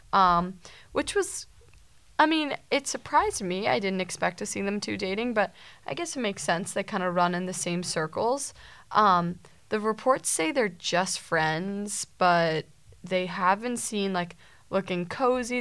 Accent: Massachusetts, United States; we're from Massachusetts

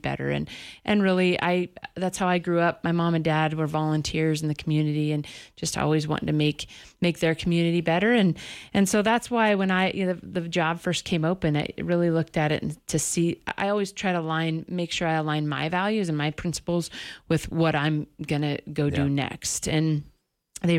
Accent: Casper, Wyoming, United States; also born or lived in Idaho / Cheyenne, Wyoming; now in Sheridan, United States; I'm a Wyomingite, so I grew up in Casper, Wyoming

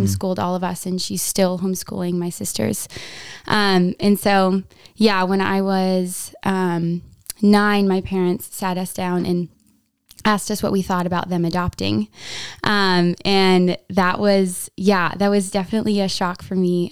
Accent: Wasilla, Alaska, United States; I'm from Wasilla, Alaska.

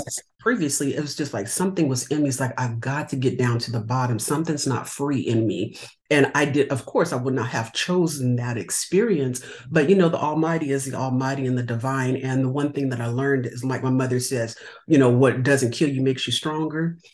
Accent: California, United States; No, I'm not. I'm from California.

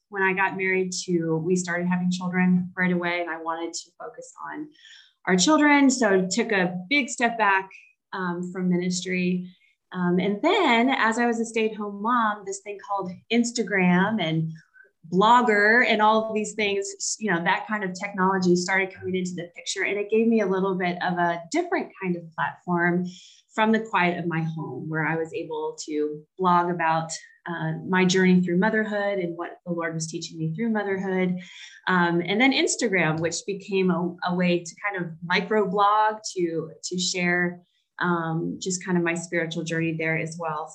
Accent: the South, United States; now in Charlotte, United States; I grew up in the South. I've lived in the South most of my life.

